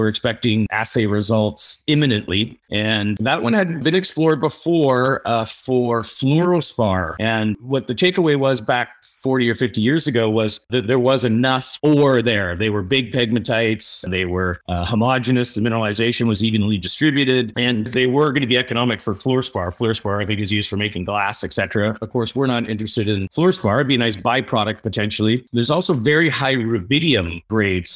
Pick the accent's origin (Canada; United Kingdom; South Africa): Canada; Ontario; moved away; we're originally from Ontario